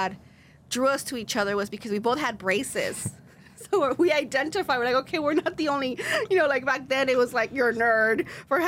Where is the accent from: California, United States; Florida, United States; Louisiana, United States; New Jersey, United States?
California, United States; Los Angeles; first language Spanish; English is a second language; my parents came to Los Angeles, migrated here